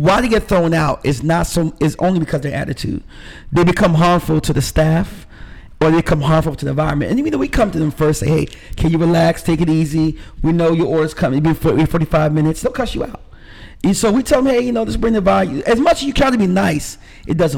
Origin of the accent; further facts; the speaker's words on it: New York, United States; now in Decatur, United States; I'm from New York originally. My family's from Jamaica, but I'm from New York